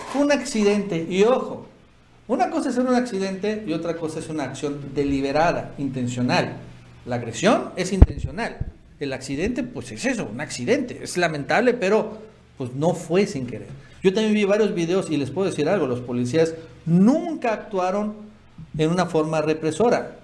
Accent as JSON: {"language": "Spanish", "region": "Tabasco", "country": "Mexico", "said": "nosotros que somos de Tabasco"}